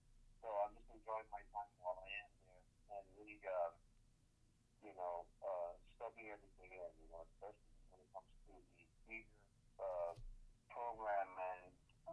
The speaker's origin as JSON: {"language": "English", "town": "Miami", "region": "Florida", "country": "United States", "tie": "born or raised there", "said": "I am from Miami, Florida, born and raised."}